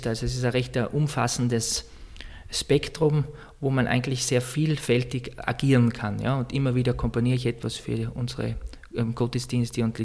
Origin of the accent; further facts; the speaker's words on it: Heinfels, Tyrol, Austria; also born or lived in Vienna; now in Salzburg, Austria; Ich komme aus, aus Osttirol, aus Heinfels. Das ist der Nachbarort von Silian. Ja, also ich bin Tiroler.